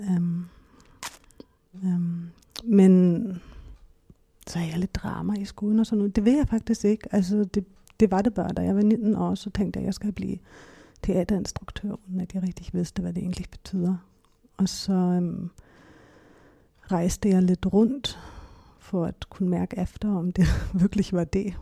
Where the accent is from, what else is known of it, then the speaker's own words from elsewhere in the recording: Hamburg, Germany; Danish is a second language; moved away as an adult; also born or lived in Berlin, Germany; now in Denmark; jeg kommer fra Hamburg, øhm, Tyskland. Jeg er opvokset der, har min familie